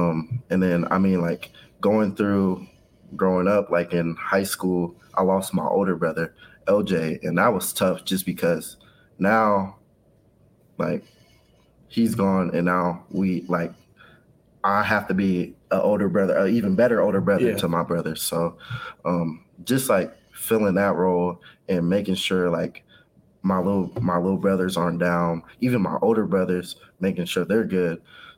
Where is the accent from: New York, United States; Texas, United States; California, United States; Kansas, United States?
Kansas, United States; Kansas City; I was raised in Wyandotte County, Kansas, on the Kansas side. So Kansas City, Kansas, all the way up until high school. And that's when I moved to the Kansas City, Missouri side.